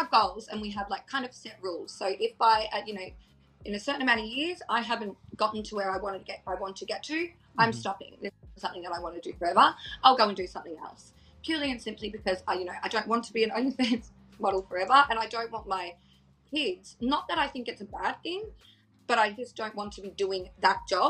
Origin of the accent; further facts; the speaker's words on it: Australia; I live in like a rural sort of area